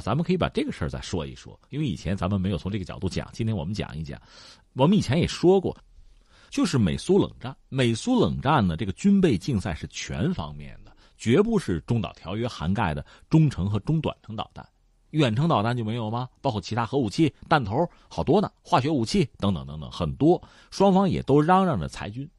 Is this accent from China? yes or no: yes; China; 对我们中国人来讲